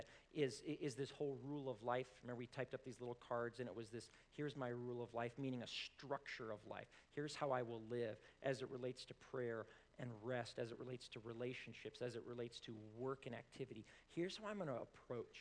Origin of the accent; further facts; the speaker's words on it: Colorado, United States; I was born in Colorado